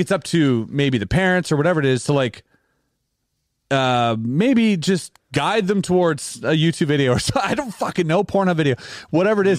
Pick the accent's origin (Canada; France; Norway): Canada; we're Canadian